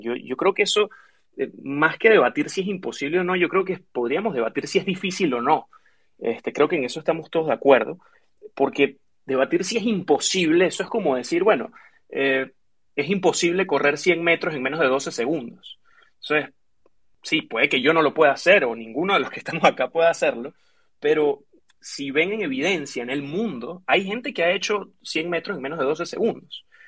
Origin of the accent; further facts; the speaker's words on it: Venezuela; moved away as an adult; now in United States; yo soy originalmente de Venezuela, vivo hace cinco años en Estados Unidos